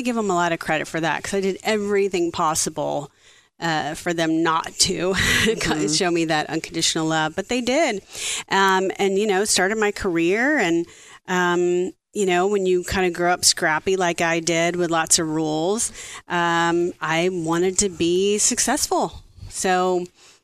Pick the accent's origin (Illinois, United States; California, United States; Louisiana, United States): Louisiana, United States; South; I grew up in South Louisiana